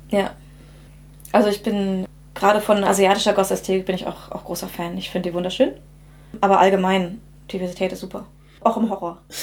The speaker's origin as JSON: {"language": "German", "country": "Germany", "tie": "born or raised there", "said": "ich in einer deutschen Kleinstadt aufgewachsen bin"}